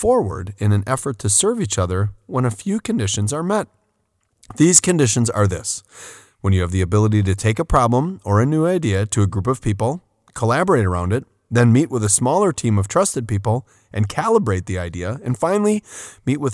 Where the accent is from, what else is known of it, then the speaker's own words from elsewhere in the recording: Port Washington, Wisconsin, United States; a city overlooking Lake Michigan, my hometown of Port Washington.